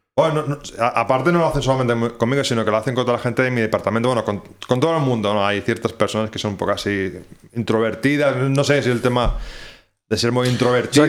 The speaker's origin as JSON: {"language": "Spanish", "town": "Barcelona", "region": "Catalonia", "country": "Spain", "also_born_or_lived": "Ireland", "moved": "as an adult", "lives_now": "Oulu, Finland", "said": "soy de Barcelona"}